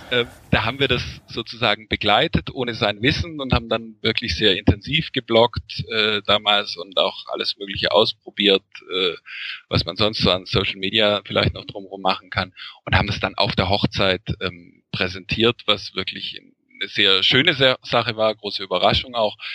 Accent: Lake Constance, Germany; Ähm, also ich komme ursprünglich vom Bodensee ähm

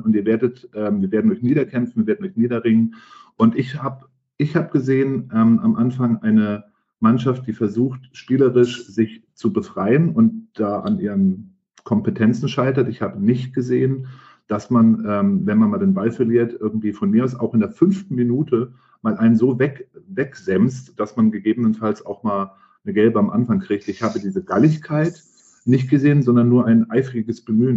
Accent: Franconia, Bavaria, Germany; ich bin gebürtiger Franke

